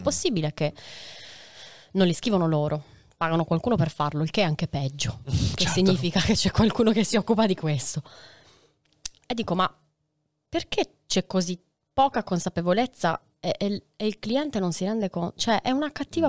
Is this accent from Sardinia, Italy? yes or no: yes; Sardinia, Italy; io sono sarda, quindi marco molto le vocali